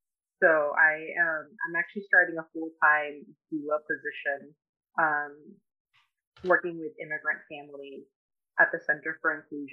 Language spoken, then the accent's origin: English; Florida, United States; now in Pittsburgh, United States; I'm from South Florida, and that is where I did most of my education. But I moved to Pittsburgh to practice here